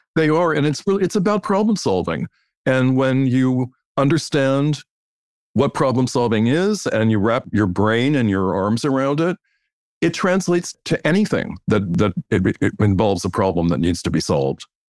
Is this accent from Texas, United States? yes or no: no; Washington, District of Columbia, United States; I grew up in Washington, D, D C, which is not a fashionable place by any means